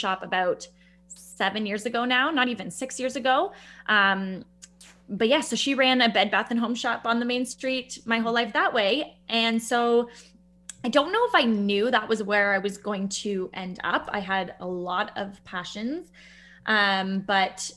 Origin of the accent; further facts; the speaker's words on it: Bracebridge, Ontario, Canada; also born or lived in the city (birthplace); I grew up in Bracebridge in Muskoka. I grew up on Gibbs Road